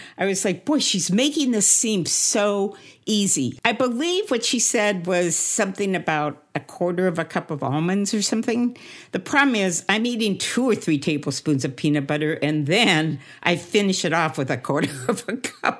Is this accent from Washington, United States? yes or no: yes; Seattle, Washington, United States; moved away as an adult; also born or lived in Los Angeles; I'm from Seattle.